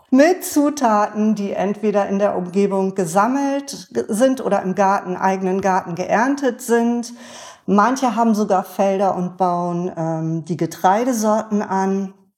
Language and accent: German; Bremen, Germany; ich bin ja auch in Bremen geboren